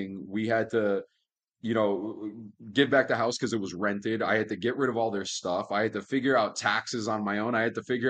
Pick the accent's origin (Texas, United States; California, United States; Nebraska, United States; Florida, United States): Florida, United States; Miami; moved away as an adult; also born or lived in Key West, Florida; now in Las Vegas, United States; I was born in Key West, Florida, raised in Miami